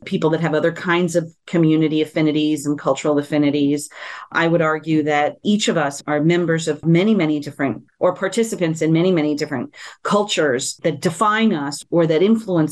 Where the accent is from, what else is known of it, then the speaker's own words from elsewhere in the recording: San Juan, Puerto Rico; I'm born and raised in San Juan, Puerto Rico, fully bilingual, bicultural.